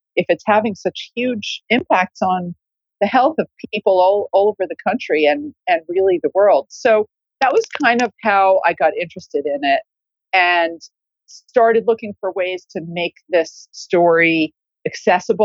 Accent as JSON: {"language": "English", "country": "United States", "also_born_or_lived": "New York", "moved": "as an adult", "lives_now": "London, United Kingdom", "said": "I'm an American, but I've lived here in the UK for about 20 years"}